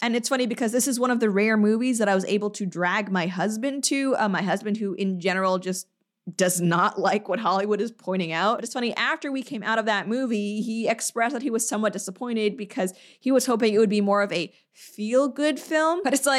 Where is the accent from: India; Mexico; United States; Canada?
Canada; And it's like, I'm sorry, that is, you know, I'm Canadian. That's how some of us say it.